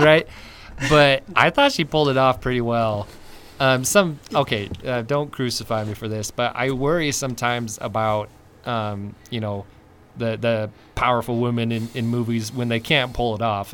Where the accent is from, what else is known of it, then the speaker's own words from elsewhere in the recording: Utah, United States; moved away; also born or lived in California / Idaho; I grew up in Utah and then I moved to California